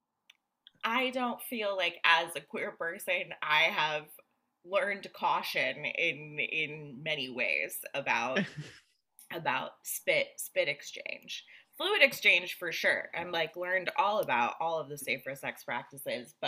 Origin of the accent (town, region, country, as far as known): New Jersey, United States; moved away